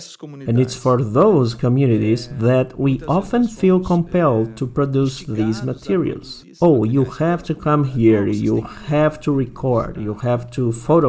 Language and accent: English; Rondônia, Brazil; because I grew up here in Rondônia.